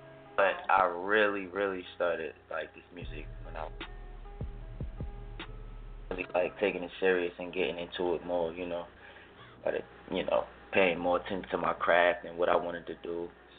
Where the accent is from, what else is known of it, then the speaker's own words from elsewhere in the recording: New Jersey, United States; Nah, I'm from New Jersey, born and raised.